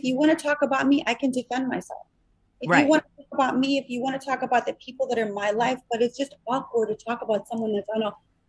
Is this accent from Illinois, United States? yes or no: yes; Chicago, Illinois, United States; I'm from Chicago. I'm good for it.